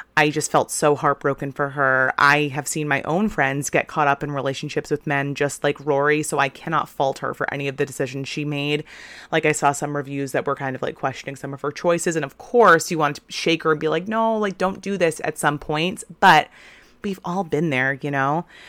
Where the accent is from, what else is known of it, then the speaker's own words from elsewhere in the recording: Portland, Maine, United States; my hometown of Portland